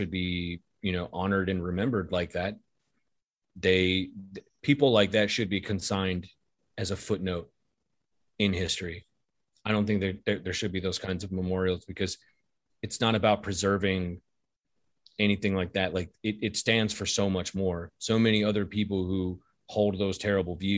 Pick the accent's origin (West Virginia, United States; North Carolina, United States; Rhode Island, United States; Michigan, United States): North Carolina, United States; Wilmington; My hometown, Wilmington, North Carolina